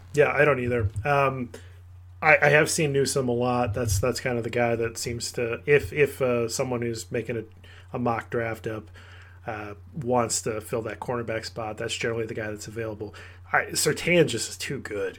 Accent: Cedar Rapids, Iowa, United States; my hometown, Cedar Rapids, Iowa

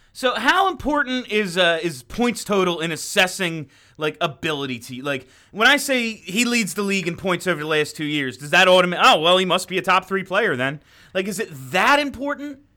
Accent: New England, United States; accent: New England

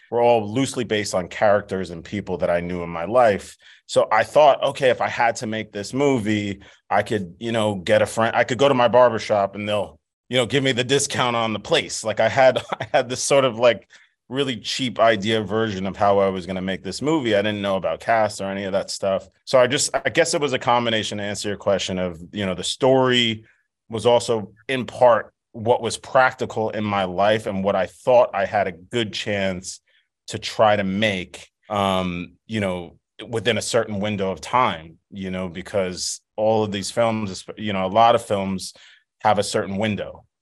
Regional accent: New York City, New York, United States; my hometown, um, of Staten Island

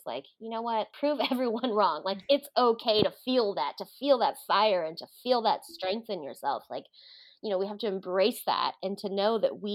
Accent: Hawaii, United States; I grew up in Hawaii

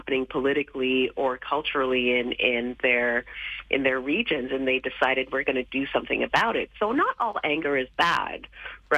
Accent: Canada; the Canada that I grew up

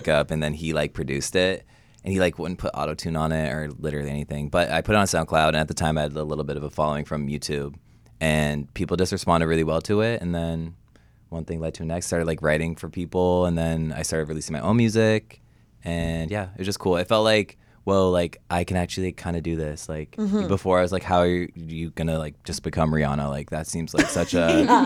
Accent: Canada; moved away as an adult; now in Los Angeles, United States; I'm from Canada.

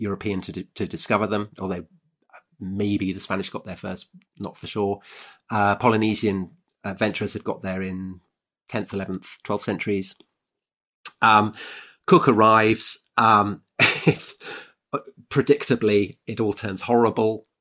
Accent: United Kingdom; I'm British

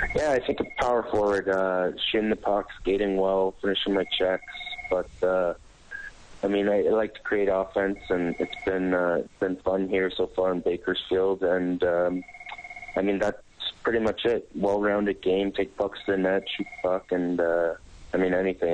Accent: Niagara Falls, Ontario, Canada; also born or lived in St. Catharines; I grew up right around Niagara Falls and uh, St. Catharines for the most part, about an hour away from Toronto

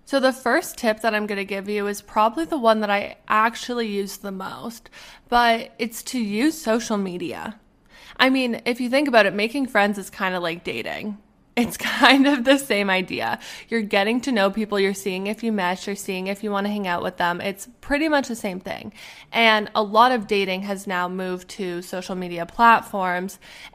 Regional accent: Alberta, Canada; moved away as an adult; also born or lived in Arizona; now in Pittsburgh, United States; When I was 20 years old, I think, I moved from Alberta, Canada. I moved to Arizona to go to school.

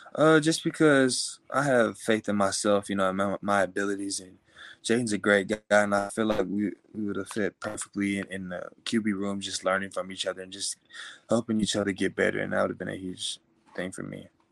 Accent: Willis, Texas, United States; I was raised in Willis, Texas

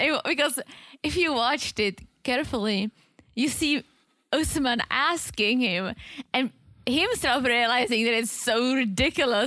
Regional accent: Czechia; moved away; I'm from the Czech Republic

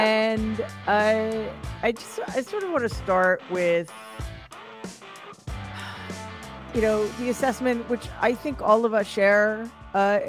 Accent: New York City, New York, United States; my hometown, the Gramercy Theater in New York City

